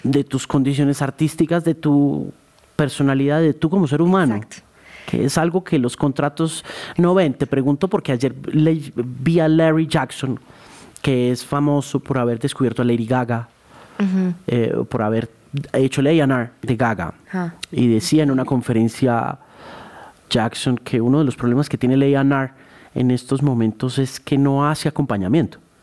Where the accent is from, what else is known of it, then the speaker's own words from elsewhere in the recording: Colombia; lo que somos los colombianos